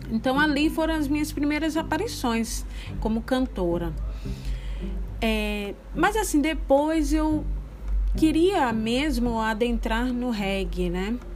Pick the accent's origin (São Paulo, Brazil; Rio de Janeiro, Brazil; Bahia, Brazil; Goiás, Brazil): Bahia, Brazil; also born or lived in São Luís; Eu sou baiana, filha de pai baiano e de mãe maranhense. Nasci na Bahia, depois fui morar em São Luís. Depois voltei para Bahia novamente, depois fui de novo.